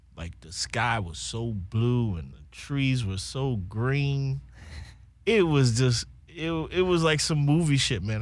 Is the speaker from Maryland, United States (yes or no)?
yes; Baltimore, Maryland, United States; moved away as an adult; also born or lived in Cologne, Germany; now in Copenhagen, Denmark; I'm from the city. I'm from Baltimore City, West Side